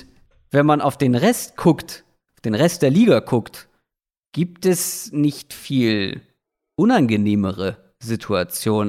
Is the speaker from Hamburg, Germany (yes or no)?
yes; Hamburg, Germany; als Hamburger